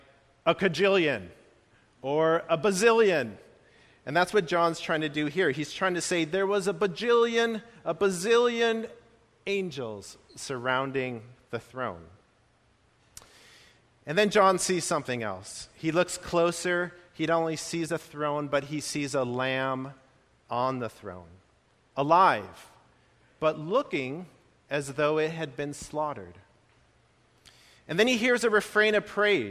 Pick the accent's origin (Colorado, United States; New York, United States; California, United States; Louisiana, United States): California, United States; I grew up in California